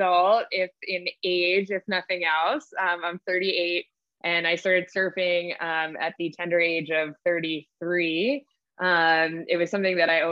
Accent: New York City, New York, United States; also born or lived in Hartford, Connecticut; I grew up in New York City, born and raised

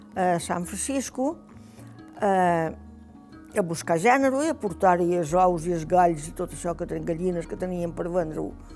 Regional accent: Formentera, Balearic Islands, Spain; Vaig néixer aquí a Formentera. Vaig néixer en aquesta caseta que hi ha ara

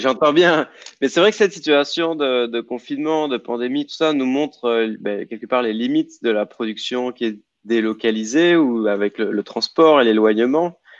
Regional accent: Guadeloupe; chez nous en Guadeloupe

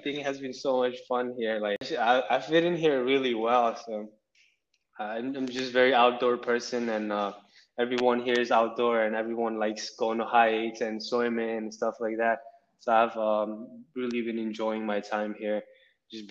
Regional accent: Nepal; now in Boston, United States; I was born in Nepal. I live in Boston

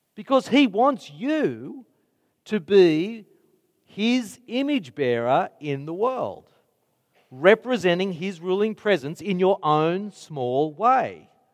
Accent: Mount Druitt, New South Wales, Australia; I grew up in Mount Druitt

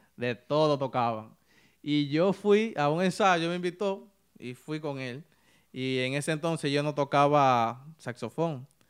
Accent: San Ignacio de Sabaneta, Santiago Rodríguez, Dominican Republic; now in New York, United States; yo soy de un pueblo que le llaman Santiago Rodríguez

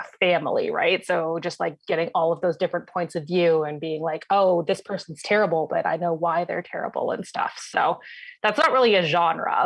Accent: London, Ontario, Canada; also born or lived in Ottawa; I hail from London, Ontario, which is where I met Meg

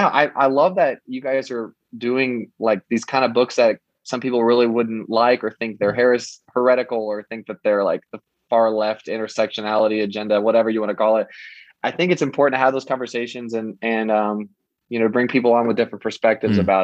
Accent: Kansas, United States; also born or lived in Florida; growing up in Kansas and where I live now, almost every person here is white. Like our state is almost entirely white

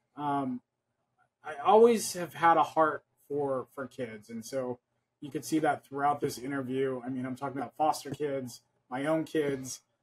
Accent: California, United States; I was born and raised here in California, so I was very Americanized

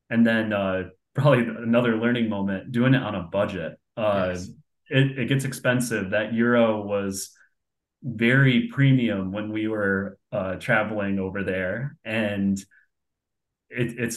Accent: Binghamton, New York, United States; my mother's 100% Irish, and if you walk around in my hometown in Binghamton, New York, you're bound to bump into someone uh, from Ireland or that's Irish.

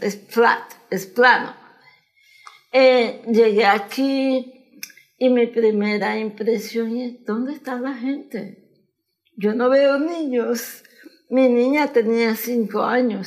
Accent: Managua, Nicaragua; moved away as an adult; now in United States; Nací en Managua.

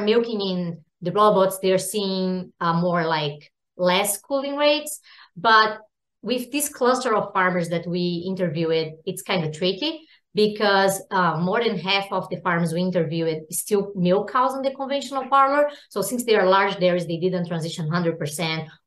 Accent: Brazil; moved away as an adult; now in United States; I'm also from Brazil and went to vet school in Brazil and did my master and PhD back in Brazil

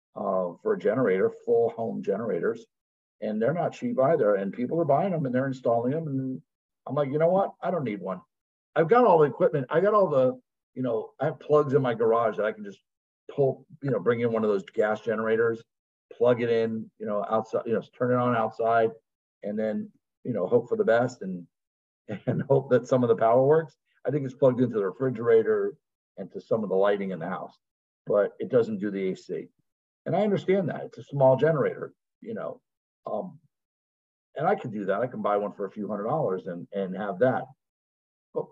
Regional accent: Florida, United States; also born or lived in New York; I moved to Florida when I was 7

